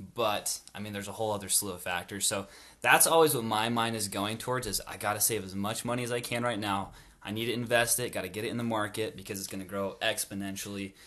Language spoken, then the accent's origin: English; North Logan, Utah, United States; I grew up in North Logan as well went to a North Park Elementary School